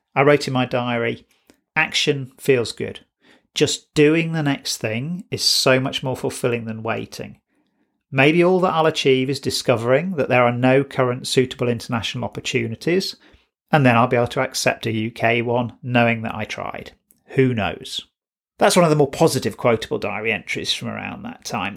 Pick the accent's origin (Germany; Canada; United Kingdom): United Kingdom; being British